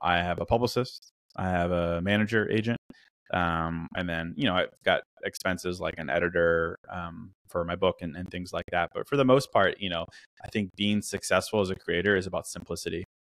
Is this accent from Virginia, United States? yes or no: yes; Virginia, United States; also born or lived in Chicago / China; I'm from Chicago. Grew up in Virginia